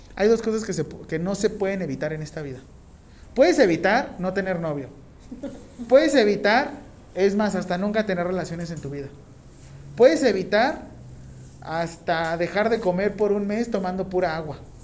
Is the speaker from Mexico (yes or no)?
yes; Mexico; no dejo de ser mexicano